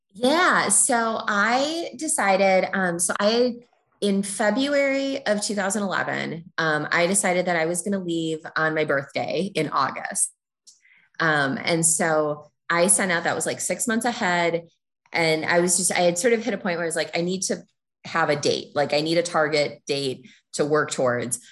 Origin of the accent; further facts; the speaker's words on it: Minnesota, United States; moved away as an adult; also born or lived in Chicago; I was born and raised in Minnesota.